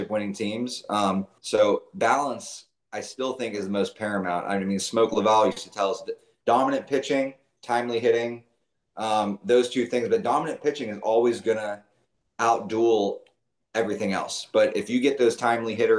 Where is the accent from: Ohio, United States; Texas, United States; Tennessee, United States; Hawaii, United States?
Ohio, United States; Youngstown; moved away; I'm from Youngstown, Ohio. I grew up there